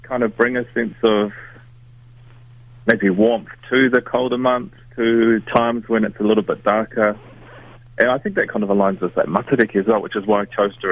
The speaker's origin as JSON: {"language": "English", "town": "Whanganui", "region": "Manawatū-Whanganui", "country": "New Zealand", "tie": "born or raised there", "said": "Growing up in Whanganui, you know, we're right by the river"}